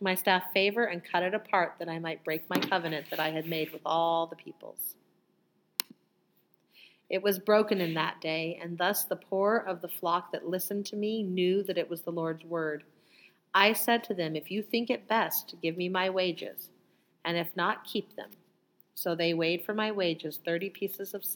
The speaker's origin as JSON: {"language": "English", "country": "United States", "tie": "born or raised there", "said": "I was born in America"}